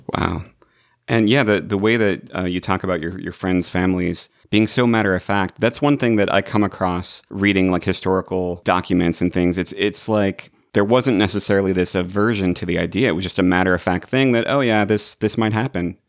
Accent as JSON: {"language": "English", "region": "Illinois", "country": "United States", "tie": "born or raised there", "moved": "yes", "lives_now": "Los Angeles, United States", "said": "I'm in Los Angeles, but I grew up in Illinois"}